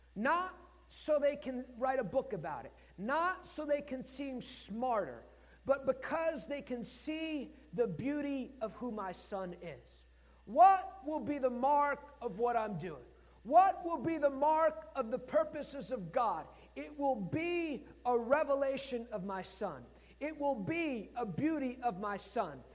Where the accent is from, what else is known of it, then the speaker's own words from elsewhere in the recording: United States; I'm American.